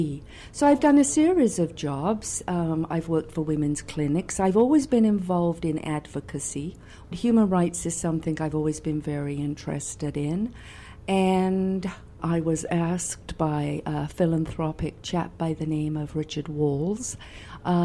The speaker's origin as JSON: {"language": "English", "region": "England", "country": "United Kingdom", "tie": "born or raised there", "moved": "as an adult", "lives_now": "Winnipeg, Canada", "said": "I was born in England"}